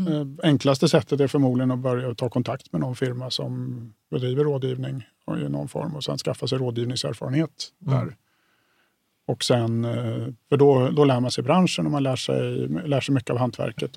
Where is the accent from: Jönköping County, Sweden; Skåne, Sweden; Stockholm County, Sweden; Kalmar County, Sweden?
Stockholm County, Sweden; Stockholm; jag kommer från Stockholm som har en helt skadad bostadsmarknad